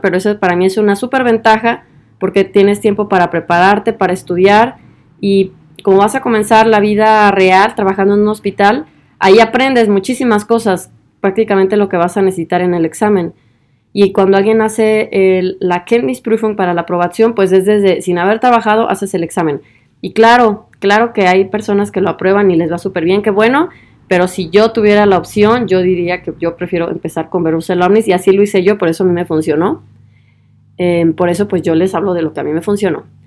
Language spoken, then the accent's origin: Spanish; Guadalajara, Jalisco, Mexico; moved away as an adult; also born or lived in Tübingen / Vienna; now in Germany; de Guadalajara, de donde yo soy